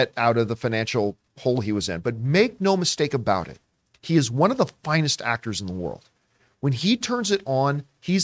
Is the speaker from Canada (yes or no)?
yes; Canada; as a Canadian